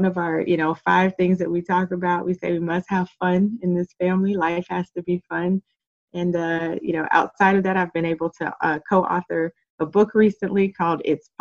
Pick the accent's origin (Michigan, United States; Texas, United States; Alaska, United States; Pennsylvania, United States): Alaska, United States; Anchorage; now in Florida, United States; I grew up in Anchorage, Alaska. Not many people can say that that's their place of all their formative years.